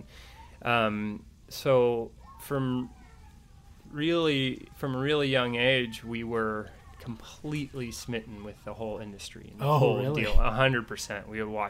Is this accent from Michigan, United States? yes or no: no; Ojai, California, United States; We grew up in Ojai, California, so not that far away from the industry